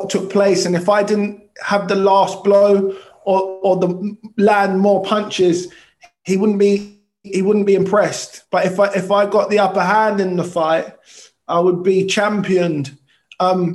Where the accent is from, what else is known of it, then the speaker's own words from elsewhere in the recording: London, United Kingdom; I was born in South London Hospital in Clapham, which is closed now, and raised in Tooting